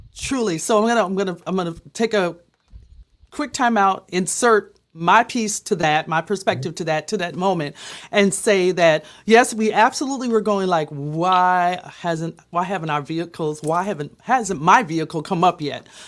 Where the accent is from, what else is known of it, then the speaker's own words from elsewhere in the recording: Minneapolis, Minnesota, United States; I'm from Minneapolis